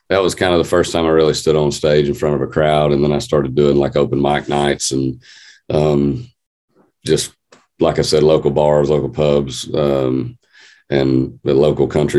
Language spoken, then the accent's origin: English; North Georgia, United States; also born or lived in Nashville, Tennessee; Georgia, North Georgia.